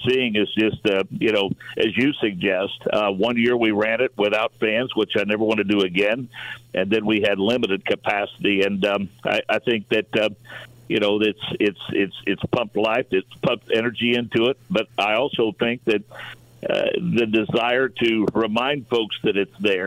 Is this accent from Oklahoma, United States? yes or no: no; Monrovia, Indiana, United States; kid from Monrovia, Indiana